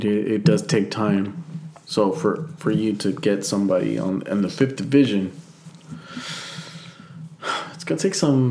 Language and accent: English; United States; I'm American